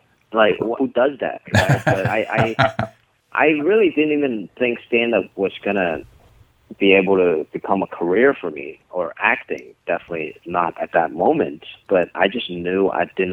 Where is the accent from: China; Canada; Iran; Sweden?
China; moved away; we didn't have a lot of stand up growing up in China